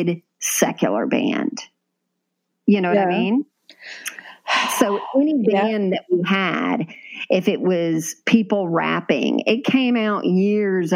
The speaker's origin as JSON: {"language": "English", "region": "Florida", "country": "United States", "tie": "born or raised there", "said": "We grew up in Florida"}